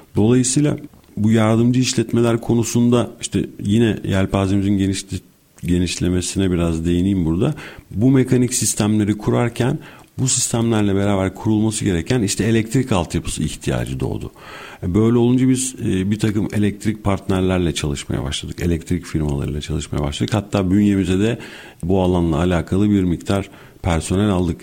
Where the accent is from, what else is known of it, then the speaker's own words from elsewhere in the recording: Bursa, Turkey; moved away as an adult; now in Istanbul, Turkey; 1981 e, Bursa doğumluyum. E, ilk orta öğrenimi Bursa'da tamamladım.